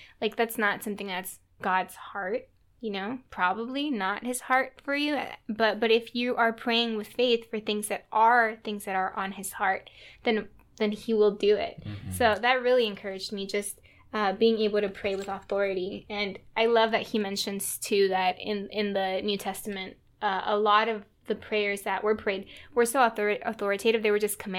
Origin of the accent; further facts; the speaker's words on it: Texas, United States; now in New England, United States; and then I came from Texas to New England, And a lot of my friends, including John, were very intellectual about their faith.